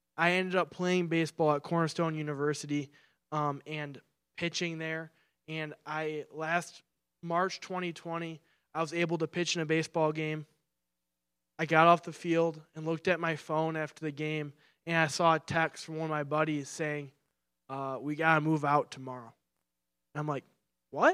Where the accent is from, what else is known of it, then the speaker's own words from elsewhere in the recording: Clarkston, Michigan, United States; I'm from Clarkston, Michigan, and when I first, when I was in high school, I got my first summer job